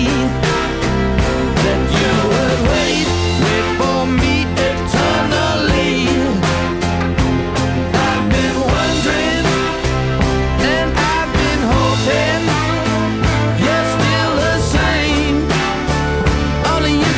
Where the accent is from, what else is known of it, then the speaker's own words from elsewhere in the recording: United States; an American